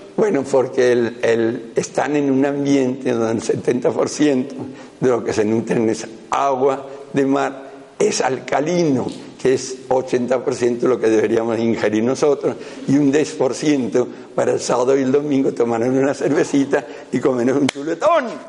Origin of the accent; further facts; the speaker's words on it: right bank of the Ebro, Aragon, Spain; yo soy aragonés, yo soy de la ribera derecha del Ebro